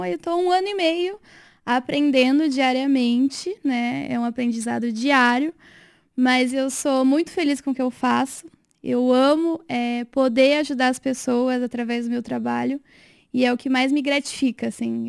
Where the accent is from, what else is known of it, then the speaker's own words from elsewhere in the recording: Rio Claro, São Paulo, Brazil; moved away as an adult; also born or lived in Pelotas, Brazil; now in Sorocaba, Brazil; eu sou do interior de São Paulo, né? Sou de Rio Claro